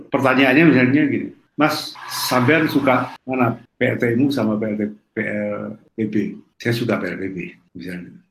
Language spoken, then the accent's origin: Indonesian; Trenggalek, East Java, Indonesia; Jadi di desa saya, di Trenggalek saya, ada listrik mau masuk ke kampung.